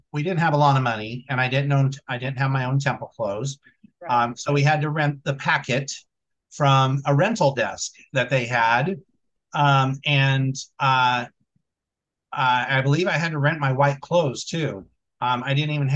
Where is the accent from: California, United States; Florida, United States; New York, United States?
California, United States; Vallejo; Vallejo, my hometown